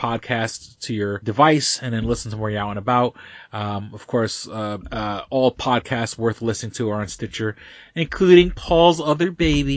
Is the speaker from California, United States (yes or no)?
no; New York City, New York, United States; moved away; When I was a kid, I grew up in Manhattan